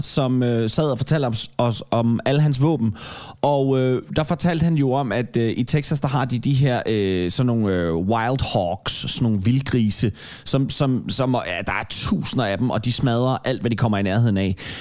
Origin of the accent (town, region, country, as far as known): Denmark